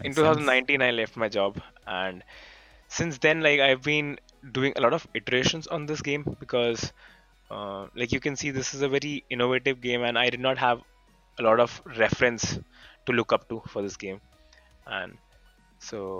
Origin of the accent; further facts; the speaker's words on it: India; So I'm from India